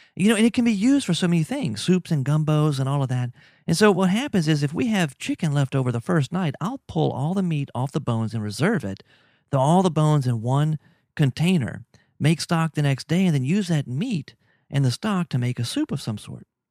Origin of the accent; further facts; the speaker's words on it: Louisiana, United States; also born or lived in Mexico; I'm from Louisiana.